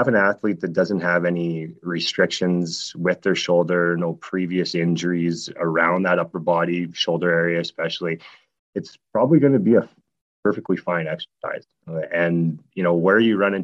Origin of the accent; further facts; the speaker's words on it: Snow Lake, Manitoba, Canada; growing up in a really small town called Snow Lake, Manitoba